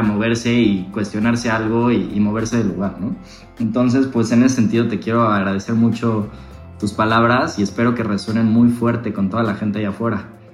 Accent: Mexico; como mexicanos

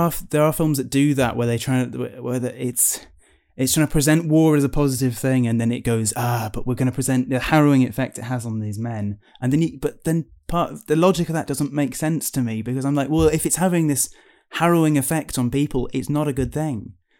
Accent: United Kingdom; being British people as well, uh, you know, our attitude to our country is very different to America

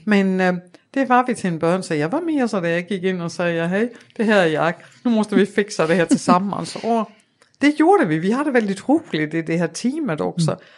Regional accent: Denmark; Swedish is a second language; moved away as an adult; now in Sweden; jag är ju dansk mm. och uh, jag är uppvuxen på Jylland i en liten stad, Åre

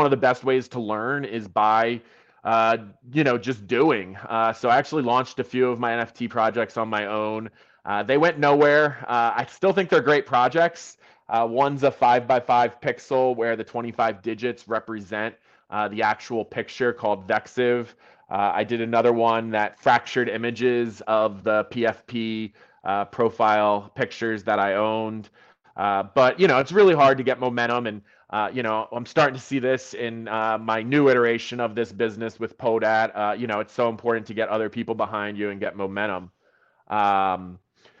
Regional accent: United States; accent: American; I'm American

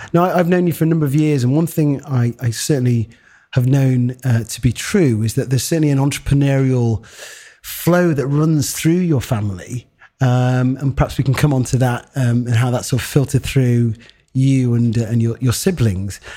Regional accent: Harrogate, Yorkshire and the Humber, United Kingdom; a black man, eh, growing up in Harrogate

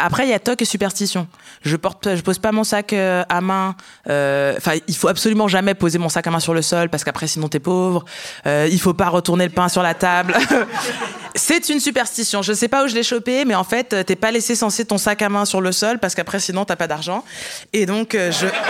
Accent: countryside near Lyon, Auvergne-Rhône-Alpes, France; je viens de la campagne

